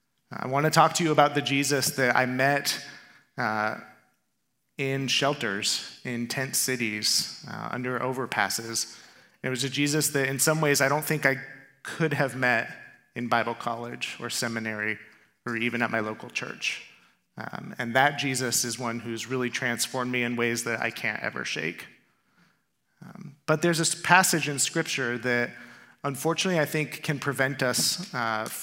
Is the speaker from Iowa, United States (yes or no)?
no; Tempe, Arizona, United States; also born or lived in Chandler, Arizona; this is my hometown. I was born in Chandler, raised in Tempe